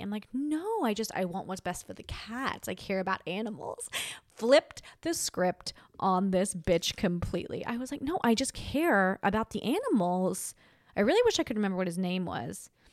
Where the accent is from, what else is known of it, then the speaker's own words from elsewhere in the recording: Australia; now in United States; I'm Australian